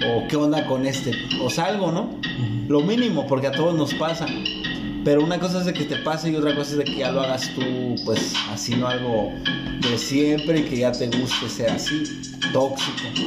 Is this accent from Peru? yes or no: no; Tijuana, Baja California, Mexico; nosotros somos de Tijuana